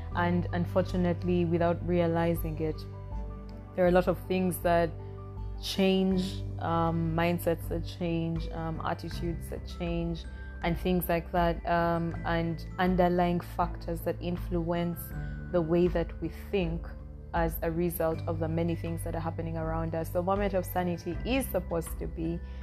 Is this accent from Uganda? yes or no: yes; Northern Region, Uganda; I am Ugandan. I come from Uganda. I am an Acholi from the northern part of Uganda